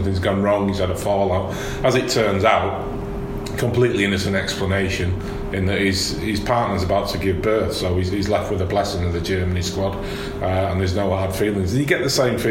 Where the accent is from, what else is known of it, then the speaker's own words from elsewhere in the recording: Manchester, North West England, United Kingdom; as a Mancunian